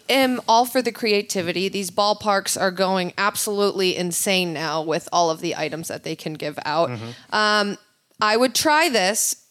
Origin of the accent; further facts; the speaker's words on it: Chicago, Illinois, United States; Growing up in Chicago